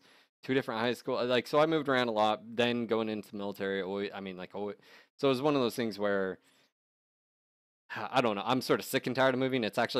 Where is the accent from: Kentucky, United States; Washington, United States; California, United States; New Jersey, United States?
California, United States; I grew up in California though.